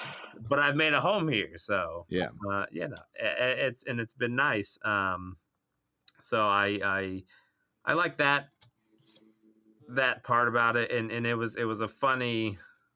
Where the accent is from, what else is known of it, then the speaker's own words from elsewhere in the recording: Columbus, Ohio, United States; moved away as an adult; also born or lived in Cincinnati, Ohio; now in Los Angeles, United States; I'm from Ohio, born and raised in Columbus